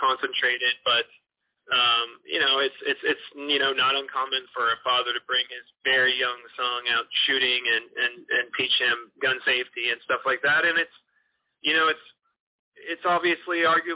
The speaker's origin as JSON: {"language": "English", "area": "Northern California, Memphis and Nashville", "region": "Tennessee", "country": "United States", "tie": "born or raised there", "also_born_or_lived": "New York City", "moved": "as an adult", "lives_now": "Los Angeles, United States", "said": "I'm from California originally, Northern California, but my family moved to the Mid-South when I was to Tennessee specifically when I was 13. And I lived in New York City, and I live in L.A. now. So I've lived in kind of a few different regions, but I primarily grew up in Memphis and Nashville"}